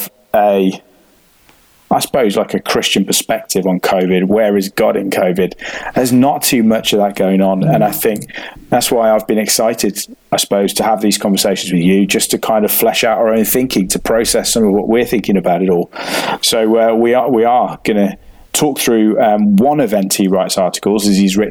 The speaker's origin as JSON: {"language": "English", "country": "United Kingdom", "said": "as a British man"}